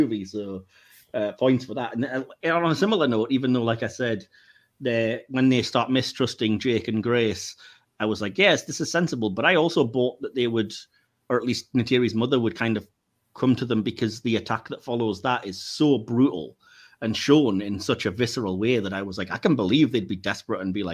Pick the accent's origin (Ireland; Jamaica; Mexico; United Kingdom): United Kingdom; we, as the British